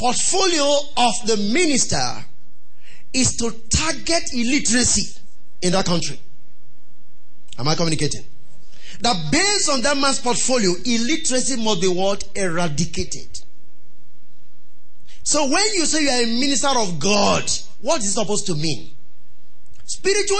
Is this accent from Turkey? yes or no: no; Nigeria; I was ashamed of being a Nigerian